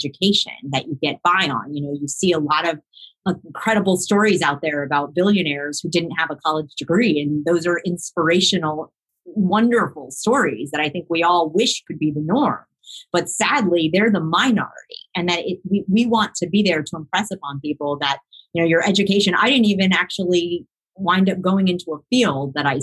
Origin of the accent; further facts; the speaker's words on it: Miami, Florida, United States; I grew up in Miami, and I grew up with a large Jewish community surrounding me in the South Florida area